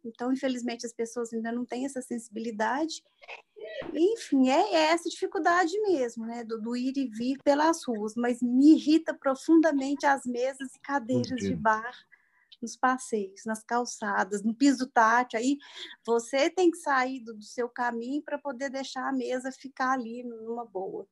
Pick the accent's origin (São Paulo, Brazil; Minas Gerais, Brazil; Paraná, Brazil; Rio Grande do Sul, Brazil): Minas Gerais, Brazil; Desterro de Entre Rios; moved away as an adult; now in Belo Horizonte, Brazil; Eu sou do interior de Minas, de Desterro de Entre Rios. É, eu moro em Belo Horizonte já há 31 anos, eu vim para cá para estudar.